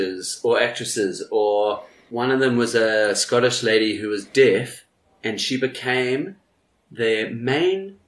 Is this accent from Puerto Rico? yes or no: no; New Zealand; now in South Africa; I'm from New Zealand